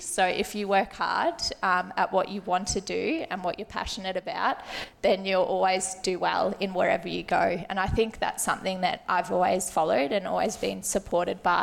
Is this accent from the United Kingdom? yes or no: no; Melbourne, Victoria, Australia; I grew up around the West, so my mum actually teaches at this school